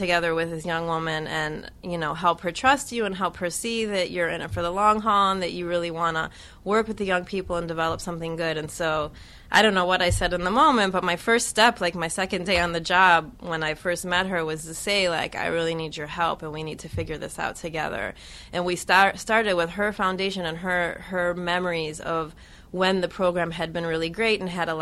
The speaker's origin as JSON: {"language": "English", "town": "Cleveland", "region": "Ohio", "country": "United States", "tie": "born or raised there", "moved": "yes", "said": "I'm from the Midwest. I grew up in Cleveland"}